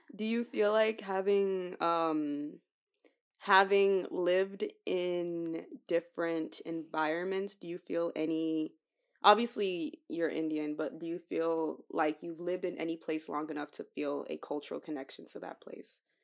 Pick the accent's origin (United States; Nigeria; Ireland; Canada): Nigeria; I'm Nigerian.